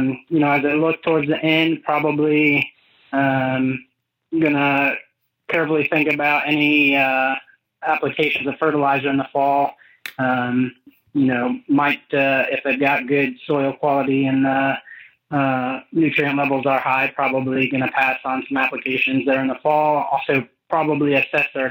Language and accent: English; Freeport, Illinois, United States; moved away as an adult; also born or lived in New York / Florida / Indiana; I grew up in Northwest Illinois, Freeport, Illinois area